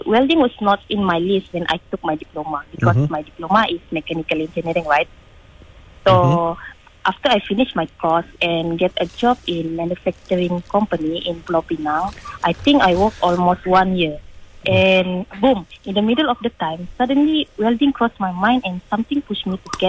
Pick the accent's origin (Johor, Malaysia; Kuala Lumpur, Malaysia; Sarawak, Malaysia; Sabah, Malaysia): Sabah, Malaysia; Kudat; moved away as an adult; also born or lived in Kota Kinabalu; now in Pasir Gudang, Malaysia; I was born in Hospital Kudat on April 18, 1997, which is 26 this year. Okay. And originate from Sabahan.